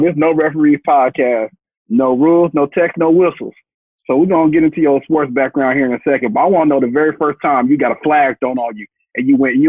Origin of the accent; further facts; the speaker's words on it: Arlington, Texas, United States; moved away; also born or lived in China / New York; I'm from Arlington, so I hit a DFW airport.